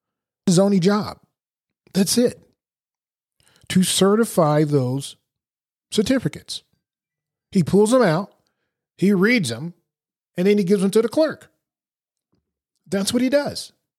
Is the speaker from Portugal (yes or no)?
yes; Portugal; born there; For example, I was born in Portugal. I was born on an Air Force base.